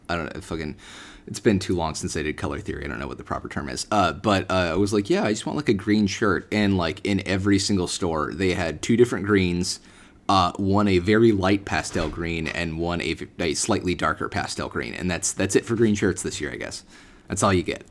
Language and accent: English; United States; I'm, I'm American